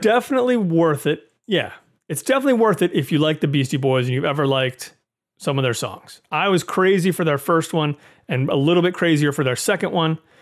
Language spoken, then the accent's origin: English; United States; as an American moviegoer